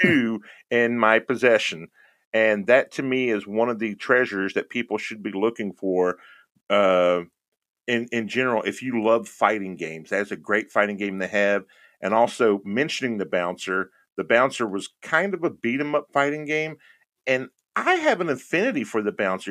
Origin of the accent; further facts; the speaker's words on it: Houston, Texas, United States; moved away; I'm originally from Houston, Texas.